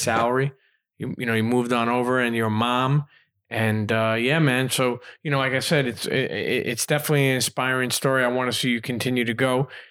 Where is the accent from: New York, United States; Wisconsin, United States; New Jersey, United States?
New York, United States; I grew up in New York